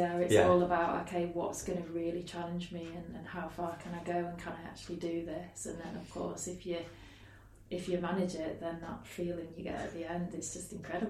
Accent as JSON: {"language": "English", "town": "Beverley", "region": "Yorkshire and the Humber", "country": "United Kingdom", "tie": "born or raised there", "also_born_or_lived": "Iceland", "moved": "as an adult", "said": "I'm from Beverley originally."}